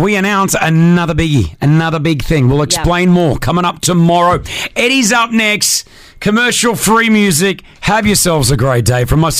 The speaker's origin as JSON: {"language": "English", "country": "Australia", "tie": "born or raised there", "moved": "yes", "lives_now": "Dubai, United Arab Emirates", "said": "I remember growing up in Australia"}